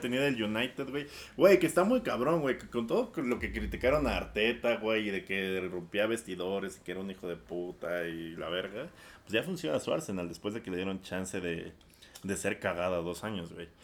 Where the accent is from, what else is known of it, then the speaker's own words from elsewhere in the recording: Mexico; como mexicano millennial